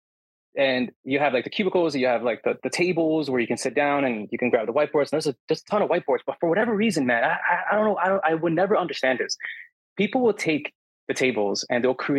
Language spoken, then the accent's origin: English; New Jersey, United States; moved away as an adult; now in Grenada; I'm Hispanic from Jersey